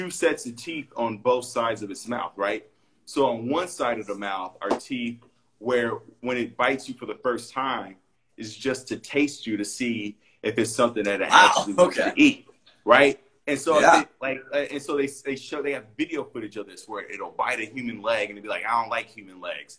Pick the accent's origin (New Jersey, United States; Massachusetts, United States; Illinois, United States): Illinois, United States; Chicago; I'm from Chicago, but my mom's from Belize, and I would go every summer